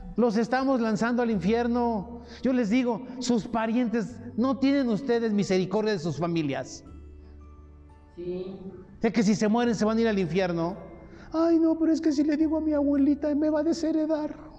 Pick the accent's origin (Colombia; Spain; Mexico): Mexico; Nosotros tenemos una credencial que nos acredita como mexicanos